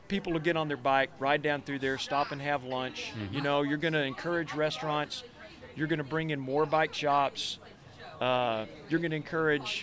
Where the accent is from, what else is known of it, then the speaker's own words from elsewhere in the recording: Russellville, Arkansas, United States; my hometown of Russellville